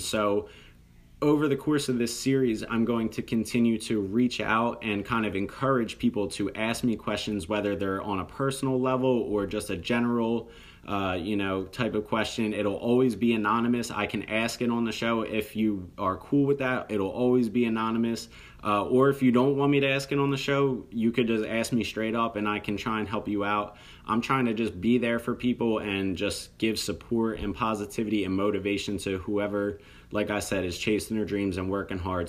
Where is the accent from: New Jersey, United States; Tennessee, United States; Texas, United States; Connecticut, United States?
New Jersey, United States; I'm from South Jersey, very close to the city of Philadelphia